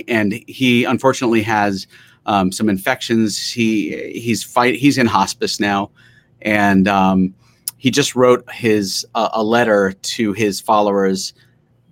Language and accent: English; New York City, New York, United States; I grew up in Queens